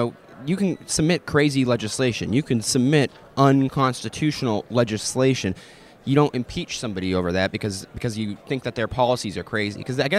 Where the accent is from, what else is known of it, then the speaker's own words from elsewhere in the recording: Washington, United States; my home state of Washington.